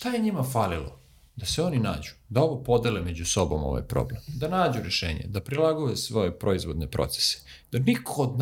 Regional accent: Serbia; Posebno mi kao Srbi

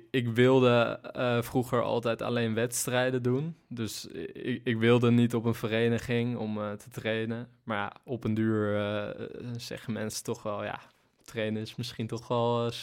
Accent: Zeeland, Netherlands; Nou ja, eigenlijk oorspronkelijk dus in Zeeland zat ik bij een sprintcoach.

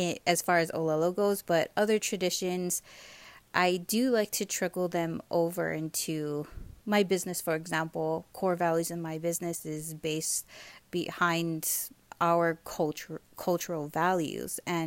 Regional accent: Hawaii, United States; moved away as an adult; growing up in Hawaii

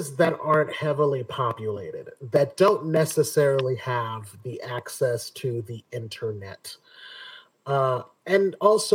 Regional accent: Inglewood, California, United States; moved away as an adult; also born or lived in San Fernando Valley, California / Salt Lake City, Utah; I grew up in Los Angeles, California, Inglewood, California.

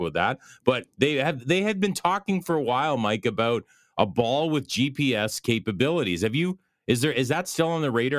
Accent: Belleville, Ontario, Canada; here in my hometown of Belleville, Ontario, Canada

